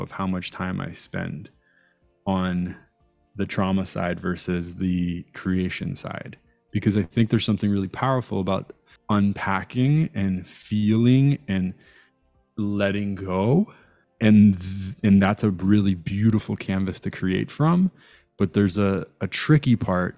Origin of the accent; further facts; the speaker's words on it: Toronto, Ontario, Canada; also born or lived in Iran / Italy / Montreal; I grew up in a borough called North York